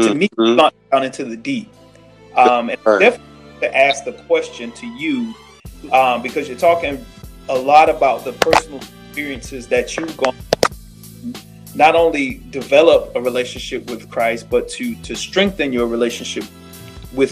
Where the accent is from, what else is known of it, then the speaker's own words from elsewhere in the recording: Florida, United States; moved away; I'm from Florida